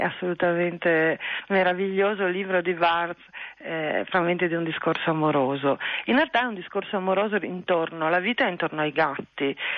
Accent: Trieste, Friuli-Venezia Giulia, Italy; moved away as an adult; io sono triestina sì, eh, ho vissuto a Trieste fino, fino a vent'anni, poco più

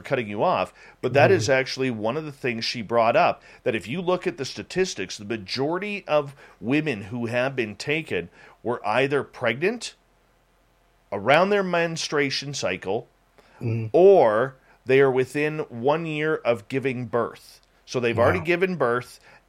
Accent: Oklahoma, United States; I'm going Bigfooting next weekend where I grew up at in Northeast Oklahoma with some amateurs.

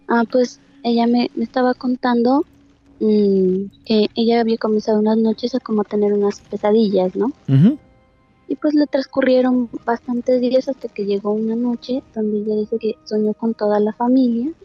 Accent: Pasto, Nariño, Colombia; Eh, de Colombia, exactamente Pasto.

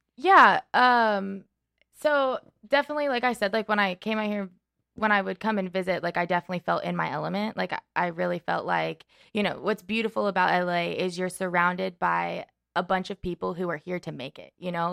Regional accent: Henderson, Kentucky, United States; moved away as an adult; also born or lived in Indiana / Lexington, Kentucky; now in Los Angeles, United States; I'm originally from Kentucky

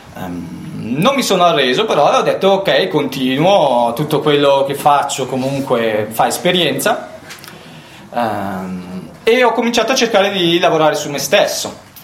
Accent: Brianza, Lombardy, Italy; Io sono nato in Brianza

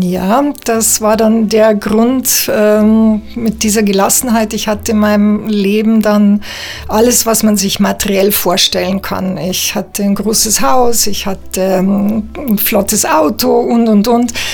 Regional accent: Bavaria, Germany; moved away as an adult; now in Switzerland; ich bin ähm, Schweizerin mit bayerischem Migrationshintergrund, lebe seit 20 Jahren in der Schweiz

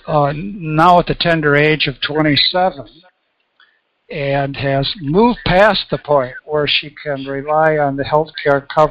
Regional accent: Grand Rapids, Michigan, United States; my hometown of Grand Rapids, Michigan

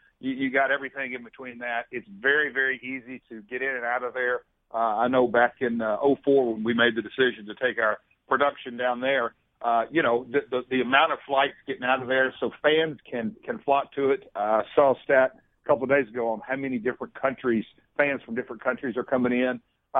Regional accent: Nashville, Tennessee, United States; I'm from Nashville

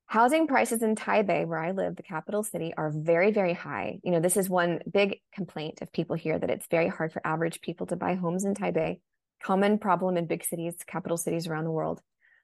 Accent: United States; now in Taiwan; Since I'm American

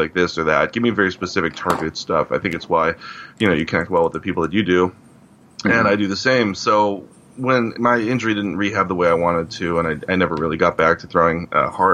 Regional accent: Cleveland, Ohio, United States; I grew up in Cleveland

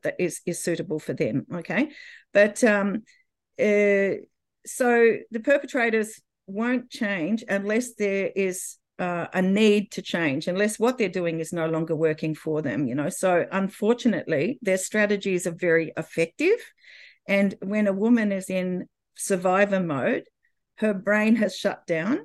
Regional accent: Australia; moved away as an adult; we were able to come back to Australia before the birth of my daughter. And that's when I was back in my home country

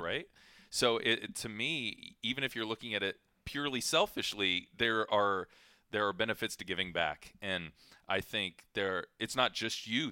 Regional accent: Ohio, United States; moved away; I grew up in Ohio

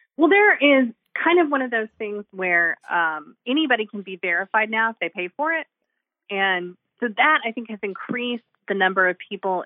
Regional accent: 45 minutes from Oklahoma City, United States; moved away; also born or lived in California; my hometown about a mile away from where, from the house where, um, where I grew up on, like, ten acres

